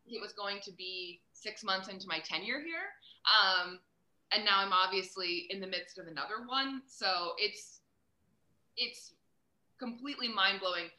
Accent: Reading, Pennsylvania, United States; moved away as an adult; also born or lived in Buffalo, New York; now in Kansas City, United States; I was born in Reading. Um, and I went to Muhlenberg High School

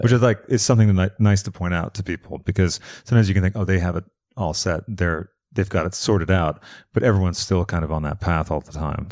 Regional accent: East Coast, United States; now in Los Angeles, United States; I'm from the East Coast

